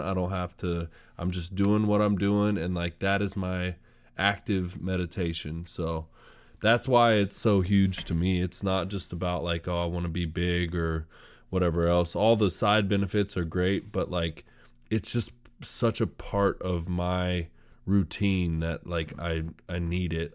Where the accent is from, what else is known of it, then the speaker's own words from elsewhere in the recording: Sacramento, California, United States; I'm from Sacramento